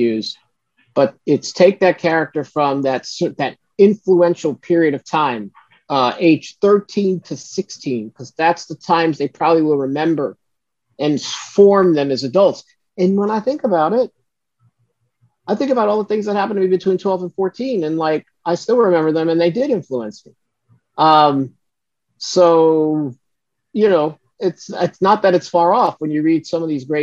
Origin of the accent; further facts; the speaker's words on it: Brooklyn, New York, United States; growing up in Brooklyn was fun